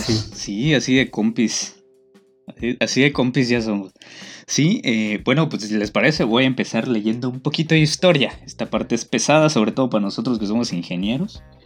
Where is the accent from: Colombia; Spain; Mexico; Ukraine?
Mexico; Yucatán; ser yucateco es otro pedo, güey. O sea, somos otra cultura completamente